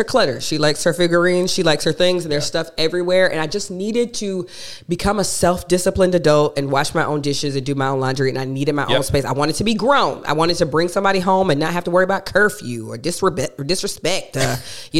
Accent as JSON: {"language": "English", "town": "Athens", "region": "Georgia", "country": "United States", "tie": "born or raised there", "lives_now": "Atlanta, United States", "said": "I was born and raised in Athens, Georgia"}